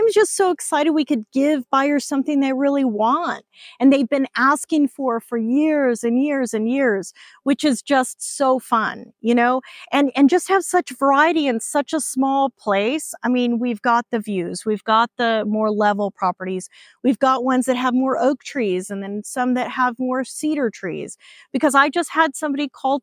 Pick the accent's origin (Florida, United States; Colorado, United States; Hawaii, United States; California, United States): Hawaii, United States; now in Texas, United States; I grew up in Hawaii.